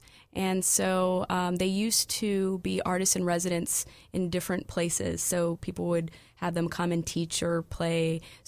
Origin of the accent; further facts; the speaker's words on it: California, United States; also born or lived in Des Moines, Iowa / Montana / North Dakota; Yes, I'm from California. I was born in Iowa, Des Moines, Iowa.